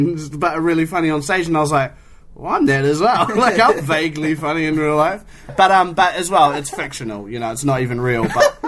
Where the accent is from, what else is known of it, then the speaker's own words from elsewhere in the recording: Christchurch, Canterbury, New Zealand; Yeah. I'm from Christchurch.